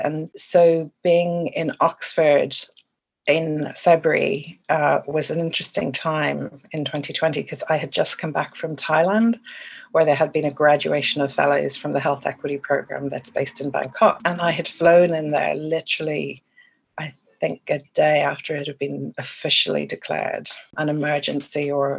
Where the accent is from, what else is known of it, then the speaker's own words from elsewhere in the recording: Ireland; I have lived around red post boxes and red buses more than I have green ones, even though I am Irish